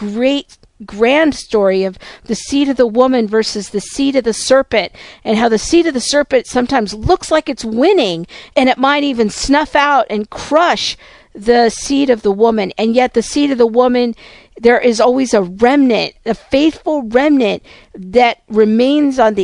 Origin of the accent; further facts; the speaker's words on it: United States; my stories as an American